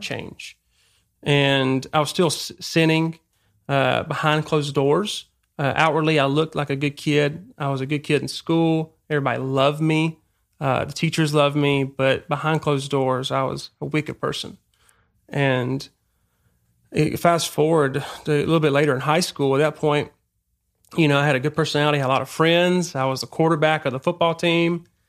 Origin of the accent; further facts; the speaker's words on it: Damascus, Georgia, United States; moved away as an adult; I grew up in Georgia, small town, Damascus.